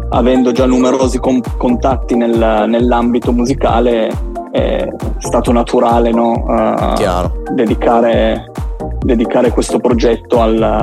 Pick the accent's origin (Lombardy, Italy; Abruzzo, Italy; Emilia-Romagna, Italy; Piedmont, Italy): Piedmont, Italy; Turin; io sono di Torino